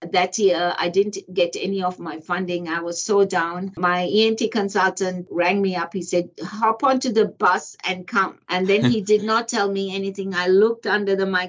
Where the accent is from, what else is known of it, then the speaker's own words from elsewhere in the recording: Botswana; now in Australia; I grew up in Africa, a country called Botswana